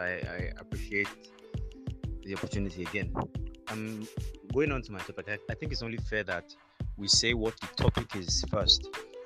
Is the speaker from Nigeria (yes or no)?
yes; Oyo, Nigeria; I'm from Oyo State, Nigeria.